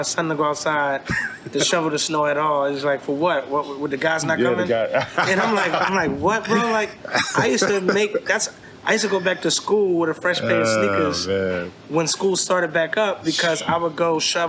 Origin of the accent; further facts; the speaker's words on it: Baltimore, Maryland, United States; I'm from East Baltimore. I grew up on the Alameda